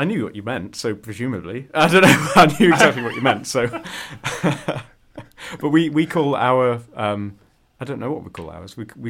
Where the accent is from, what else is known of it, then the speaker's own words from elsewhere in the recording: Yorkshire and the Humber, United Kingdom; accent: Yorkshire / Northern UK English; So I'd say that's probably the closest my accent is, really. So there's a fun thing that people used to make fun of me for, and it's in In Northern UK English, we say "uh," so fun or sponge instead of fun and sponge.